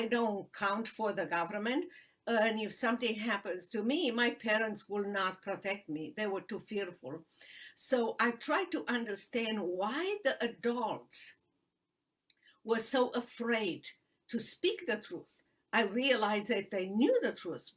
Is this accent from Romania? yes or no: yes; Romania; English is a second language; moved away as an adult; now in Dallas, United States; I was born in Romania during the socialist and communist regime